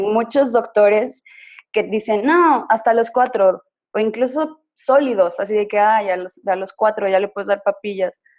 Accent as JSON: {"language": "Spanish", "region": "San Luis Potosí", "country": "Mexico", "moved": "as an adult", "lives_now": "Mexico City, Mexico", "said": "Soy de San Luis Potosí, pero tengo seis meses que me fui a residir a la Ciudad de México por trabajo de mi pareja"}